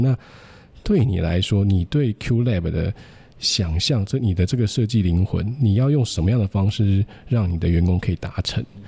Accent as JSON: {"language": "Chinese", "country": "Taiwan", "said": "是在台湾受救， 但是我也不是在这个高中大学系统里面"}